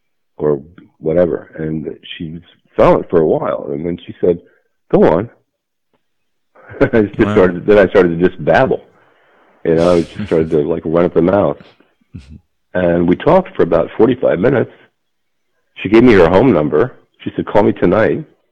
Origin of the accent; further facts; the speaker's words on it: Trenton, New Jersey, United States; born there; I was born in Trenton, apparently. That's what it says in my record of birth.